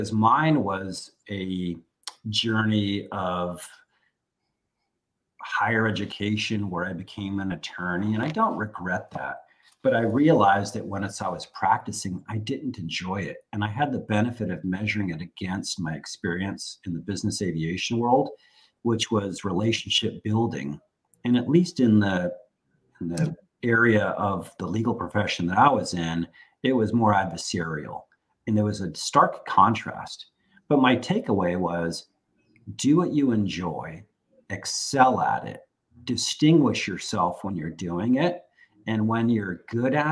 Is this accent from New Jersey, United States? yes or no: no; San Francisco Bay Area, California, United States; moved away as an adult; also born or lived in Washington, D.C.; having been born and raised in the San Francisco Bay Area, and none of my family ever having moved away, I was the first person to do so. And I moved to Washington, D.C.